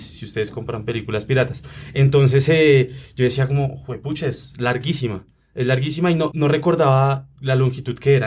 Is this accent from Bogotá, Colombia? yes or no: yes; Bogotá, Colombia; uno aquí como bogotano